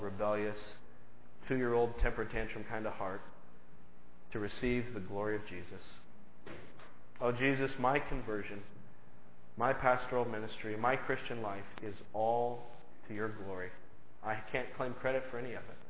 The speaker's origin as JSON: {"language": "English", "country": "United States", "said": "I'm just an American"}